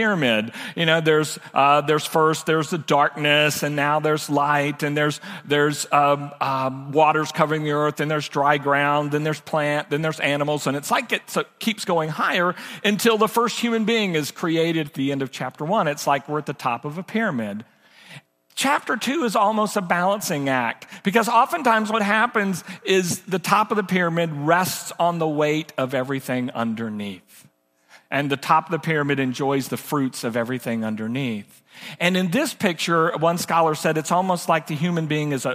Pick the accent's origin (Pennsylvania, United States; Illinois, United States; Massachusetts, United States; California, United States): California, United States; Oakland; I was born in Oakland, California, raised most of my life in cities